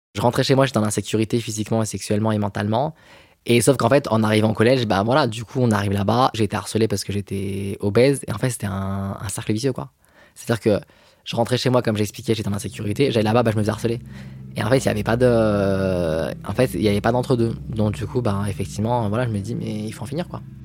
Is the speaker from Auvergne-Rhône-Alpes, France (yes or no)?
yes; Villeurbanne, Auvergne-Rhône-Alpes, France; also born or lived in Lyon; Je suis né à Lyon, j'ai grandi à Villeurbanne